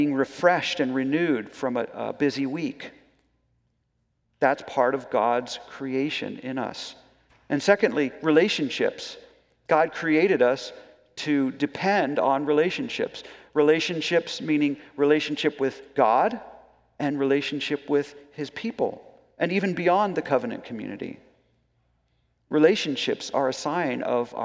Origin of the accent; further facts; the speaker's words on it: United States; as Americans